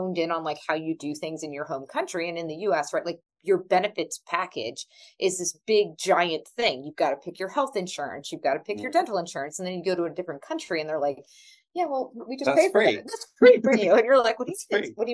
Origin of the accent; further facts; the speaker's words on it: United States; moved away as an adult; also born or lived in Berlin, Germany; as an American